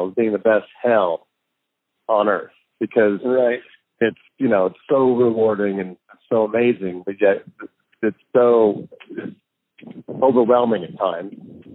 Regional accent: Indiana, United States; moved away as an adult; now in Los Angeles, United States; I grew up in Indiana

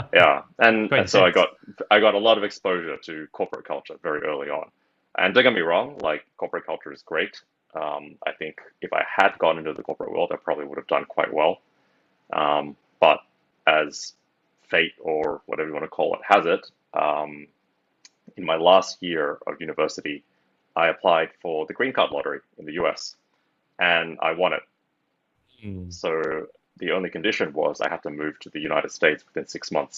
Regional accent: Sydney, New South Wales, Australia; moved away as an adult; now in Bangkok, Thailand; I'm from Sydney, Australia. I don't live there anymore. I live in Thailand nowadays.

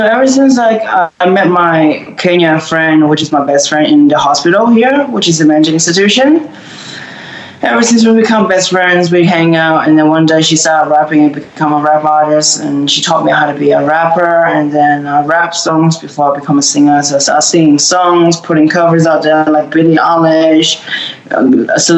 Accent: Melbourne, Victoria, Australia; We're from Melbourne, Australia

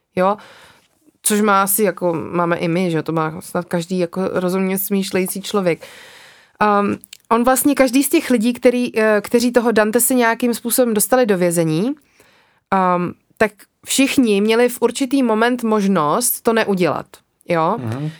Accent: Czechia; u nás v Čechách

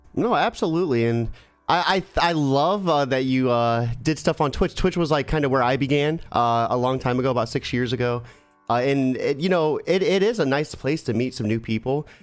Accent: Ohio, United States; I'm from Ohio

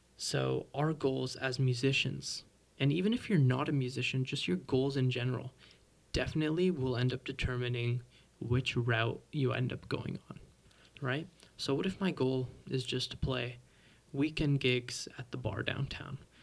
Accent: Mississauga, Ontario, Canada; I'm a drummer from Toronto, or well, technically Mississauga

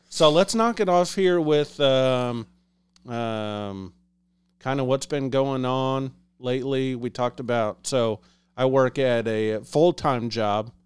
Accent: Liberty, Missouri, United States; I'm from the Liberty, Kansas City area.

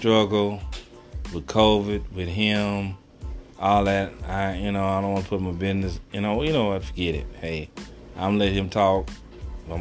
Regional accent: Texas, United States; Excuse my accent, I am from Texas

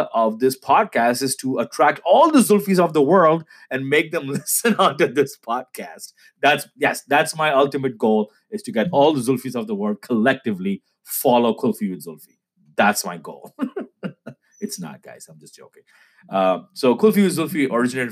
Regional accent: Karachi, Sindh, Pakistan; moved away as an adult; now in Toronto, Canada; I was born and raised in Karachi

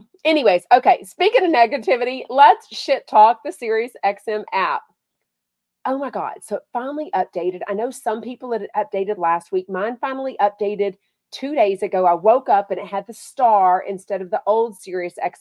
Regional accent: Texas, United States; I'm from Texas

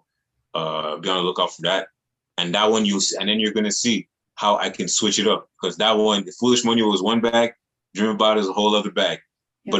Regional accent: Montreal, Quebec, Canada; I'm born and raised in Montreal

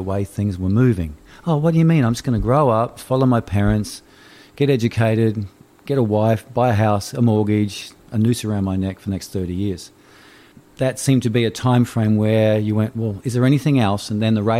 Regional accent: Brisbane, Queensland, Australia; I'm from Brisbane

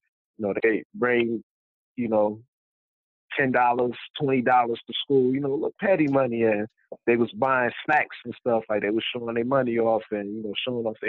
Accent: Michigan, United States; growing up in Michigan

